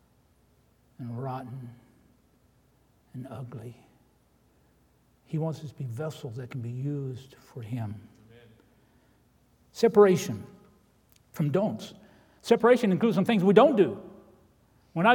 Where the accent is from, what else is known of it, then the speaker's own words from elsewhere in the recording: Indiana, United States; moved away as an adult; I was a sheltered boy in Indiana